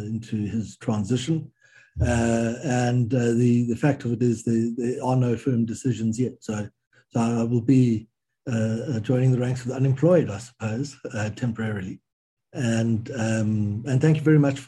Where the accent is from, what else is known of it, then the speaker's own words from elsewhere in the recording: South Africa; as a South African